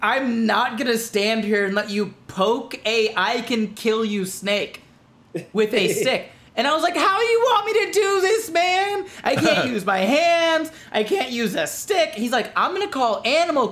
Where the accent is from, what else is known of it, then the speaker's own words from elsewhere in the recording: Florida, United States; I'm from Florida